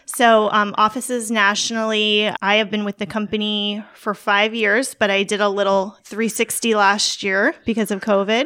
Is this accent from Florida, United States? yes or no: yes; Port St. Lucie, Florida, United States; Port Saint Lucie, Florida